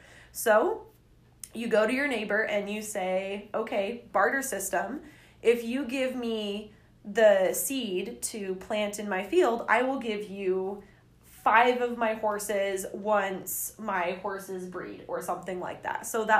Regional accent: England, United Kingdom; so when I get to France, even though I'm from England, the bank will give me money

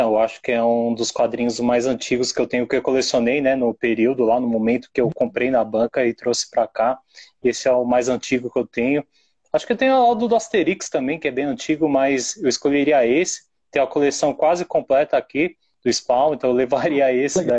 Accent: São Paulo, Brazil; eu sou de São Paulo

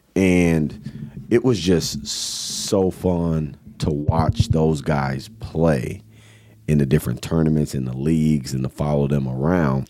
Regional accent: Kenosha, Wisconsin, United States; growing up in Kenosha on the south side in the Lincoln Park neighborhood

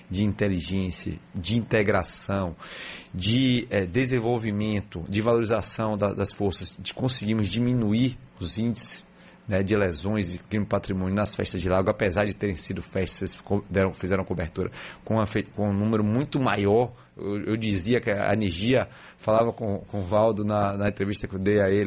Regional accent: Salvador, Bahia, Brazil; É, eu sou da Gema, Salvador da Gema.

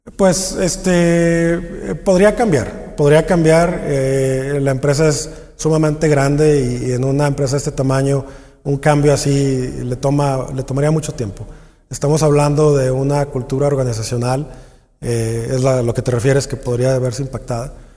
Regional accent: Mexico; nosotros como, como mexicanos

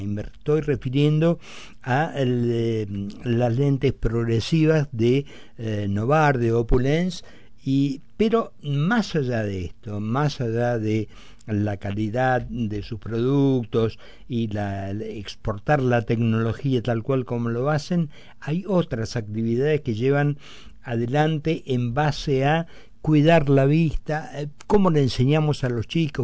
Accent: Argentina; me da un orgullo como argentino

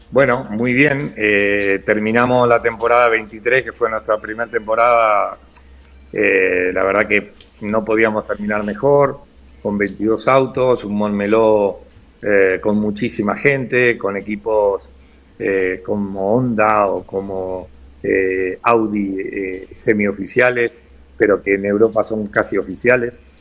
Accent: Argentina; yo en el fondo soy tan argentino como el día que estaba ahí

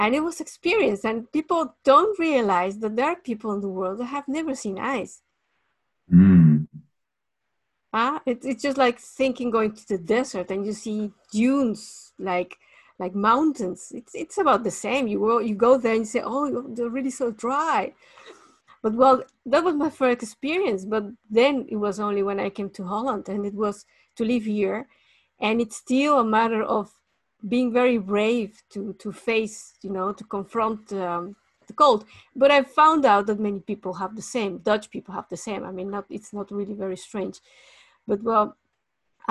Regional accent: Mexico City, Mexico; moved away; I was born in Mexico City

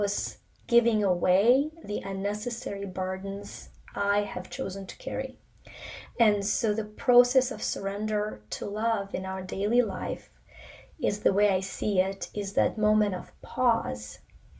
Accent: Ukraine; moved away; I was born in the Soviet Union in Ukraine

